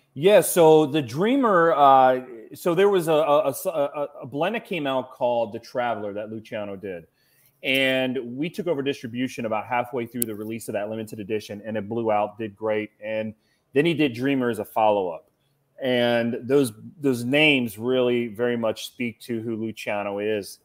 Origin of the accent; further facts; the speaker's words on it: Cincinnati, Ohio, United States; I'm from Cincinnati, Ohio